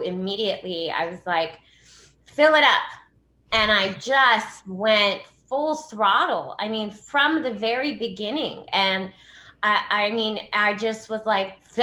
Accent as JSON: {"language": "English", "town": "Los Angeles", "region": "California", "country": "United States", "tie": "born or raised there", "said": "I grew up in Los Angeles. So I actually grew up in Hollywood on like Sunset and Kenmore"}